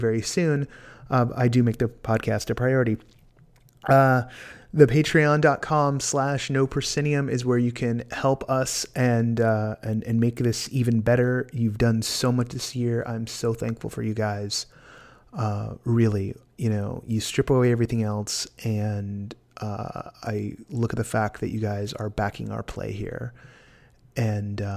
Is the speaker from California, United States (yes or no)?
yes; California, United States; As a Californian